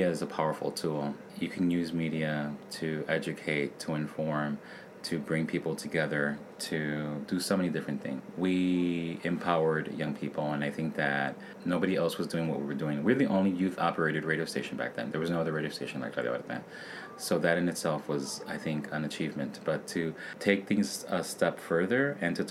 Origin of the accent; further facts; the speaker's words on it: Chicago, Illinois, United States; I grew up in Little Village